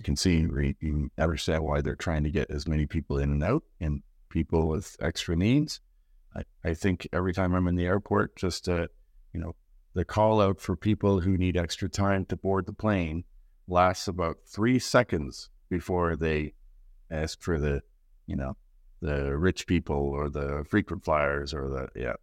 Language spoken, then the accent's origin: English; Canada; as a Canadian